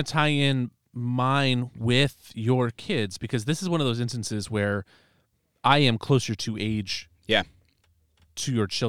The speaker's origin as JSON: {"language": "English", "town": "Dubuque", "region": "Iowa", "country": "United States", "tie": "born or raised there", "said": "I grew up in Dubuque."}